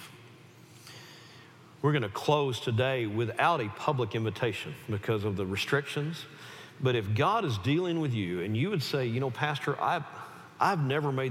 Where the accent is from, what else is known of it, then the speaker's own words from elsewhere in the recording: the South, United States; I was raised in the South